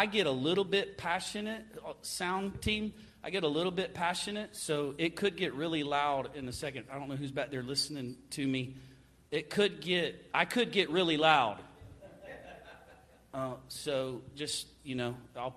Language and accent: English; Florida, United States; I'm from Florida